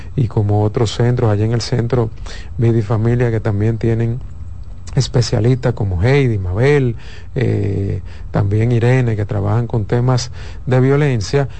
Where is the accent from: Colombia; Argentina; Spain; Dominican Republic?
Dominican Republic; nosotros dominicanos